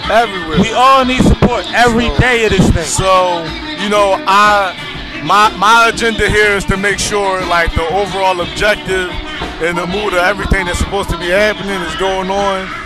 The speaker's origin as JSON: {"language": "English", "region": "Lagos", "country": "Nigeria", "moved": "yes", "lives_now": "Philadelphia, United States", "said": "like I'm a I'm a Philly man, blood in, blood out. I'm originally from Lagos, Nigeria."}